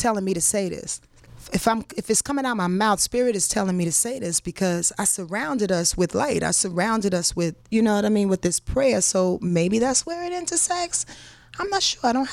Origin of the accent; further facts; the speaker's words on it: Yonkers, New York, United States; I'm from Yonkers.